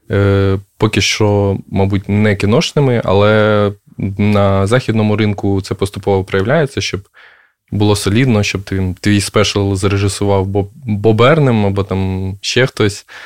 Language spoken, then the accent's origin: Ukrainian; Makariv, Kyiv Oblast, Ukraine; Я з Макарова з Київської області.